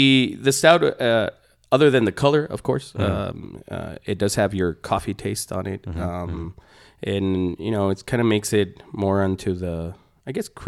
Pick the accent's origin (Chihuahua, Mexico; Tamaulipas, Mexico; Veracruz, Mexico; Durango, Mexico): Chihuahua, Mexico; Ciudad Juárez; now in United States; I'm originally from Juarez.